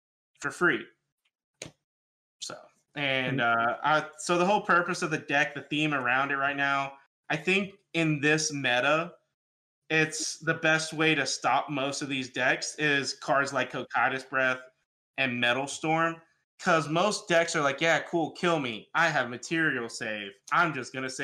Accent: Alabama, United States; moved away as an adult; now in Tennessee, United States; I'm from Alabama

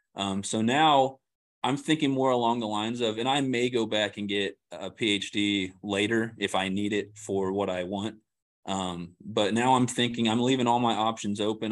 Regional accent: Kansas City, Missouri, United States; moved away as an adult; now in Springfield, United States; I'm from the Kansas City area

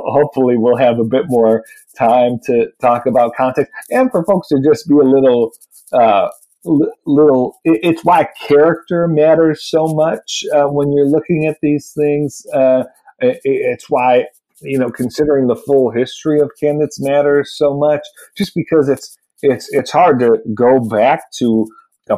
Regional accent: New York, United States; moved away; Gillibrand was my home state senator

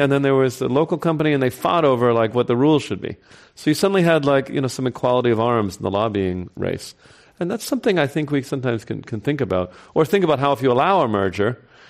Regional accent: New York, United States; Might be my home state.

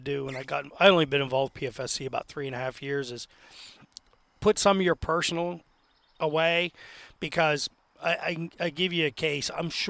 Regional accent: Altoona, Pennsylvania, United States; And then what they used to call the triangle, the Clearfield Center, they go fast, but I'm from Altoona, and by the third round, there's still tags left.

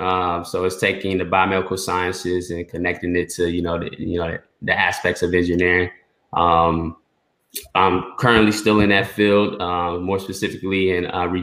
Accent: Durham, North Carolina, United States; I was born in Durham, North Carolina. And my roots, and you know, Roz can you know, speak upon this as well, because he has similar roots as well. My roots is coming straight from Haiti.

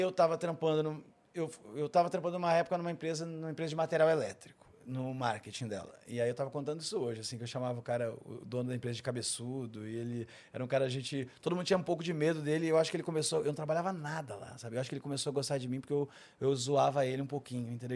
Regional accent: Esteio, Rio Grande do Sul, Brazil; moved away as an adult; now in São Paulo, Brazil; Eu nasci em Esteio, perto de Porto Alegre, no Rio Grande do Sul.

